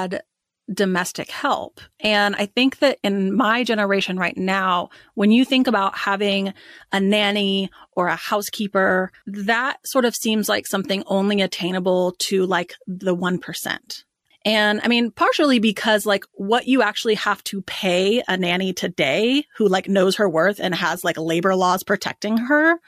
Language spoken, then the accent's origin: English; Dallas, Texas, United States; we grew up in Dallas, Texas.